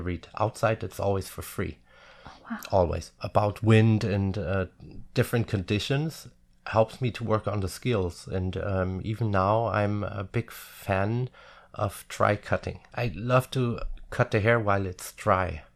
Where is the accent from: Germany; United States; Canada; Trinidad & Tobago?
Germany; a little village near Frankfurt am Main, Hesse; English is a second language; now in Munich, Germany; home is my hometown, of course. Um, even I don't live there since over twenty years now. A little village near Frankfurt am Main.